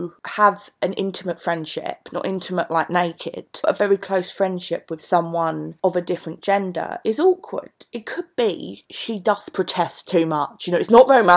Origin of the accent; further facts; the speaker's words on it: London, United Kingdom; accent: Cockney (Mockney); one of the blessings and curses of my Cockney accent, my Mockney, is that I can't actually do readings at all without it sounding like Del Boy.